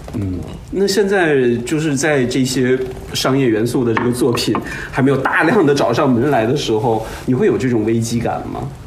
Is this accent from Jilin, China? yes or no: yes; Baishan, Jilin, China; 我的老家和大鹏老家就隔着一个市， 我是白山市的